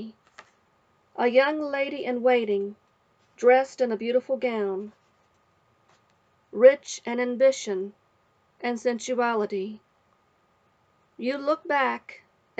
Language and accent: English; West Virginia, United States; I am from West Virginia, where I was born and raised